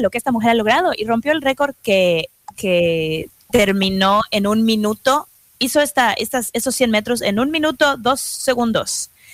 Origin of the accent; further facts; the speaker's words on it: Mexico; now in New York, United States; como mexicanos